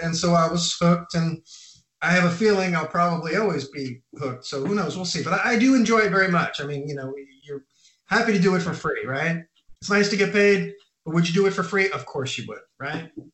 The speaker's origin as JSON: {"language": "English", "area": "Orange County", "region": "California", "country": "United States", "tie": "born or raised there", "also_born_or_lived": "New York City", "moved": "as an adult", "lives_now": "Copenhagen, Denmark", "said": "moved to California when I was a little kid, like six years old. Grew up in uh, California, in uh, Orange County in Los Angeles area"}